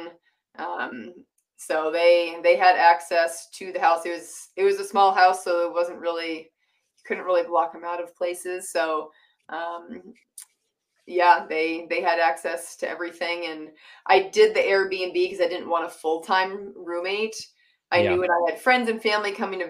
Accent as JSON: {"language": "English", "region": "Massachusetts", "country": "United States", "tie": "born or raised there", "moved": "as an adult", "lives_now": "Utah, United States", "said": "I grew up in Massachusetts. I moved to Utah in 2016"}